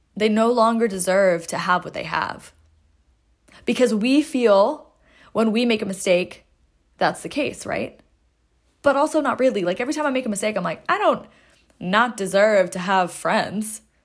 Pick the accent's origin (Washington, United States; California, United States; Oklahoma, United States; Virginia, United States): Washington, United States; Seattle; moved away as an adult; I grew up in Seattle, lived there for twenty-two years, went to high school and college there